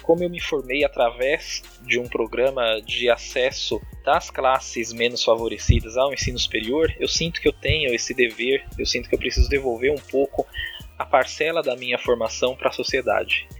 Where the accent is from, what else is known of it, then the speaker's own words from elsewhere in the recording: Diadema, São Paulo, Brazil; Eu nasci em São Paulo, mas muito cedo eu vim para a periferia de Diadema, aqui no ABC Paulista